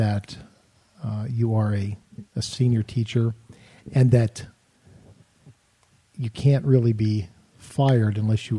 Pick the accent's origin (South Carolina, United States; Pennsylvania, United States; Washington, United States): Pennsylvania, United States; Hollidaysburg; also born or lived in Altoona, Pennsylvania / Pittsburgh, Pennsylvania; I live in Hollidaysburg, Pennsylvania.